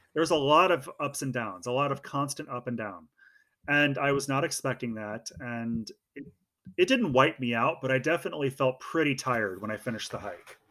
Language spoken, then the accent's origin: English; Oregon, United States; also born or lived in Illinois; I grew up in Oregon, but I was born in Illinois